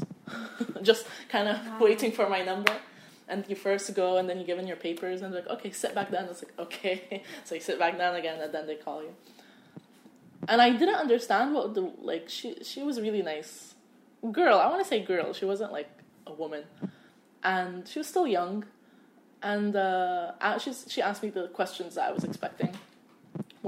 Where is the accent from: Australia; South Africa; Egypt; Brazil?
Egypt; now in United States; I was like, from Egypt